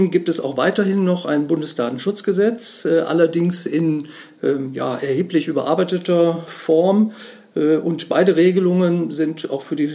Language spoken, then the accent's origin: German; Bonn, North Rhine-Westphalia, Germany; ich komme aus Bonn, bin im Hauptberuf Rechtsanwalt